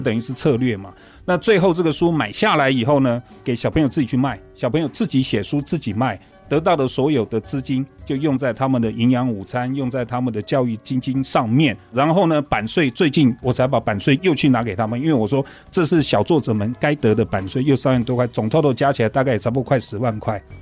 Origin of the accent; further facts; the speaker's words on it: Kaohsiung, Taiwan; moved away; 那是我的老家高雄嘛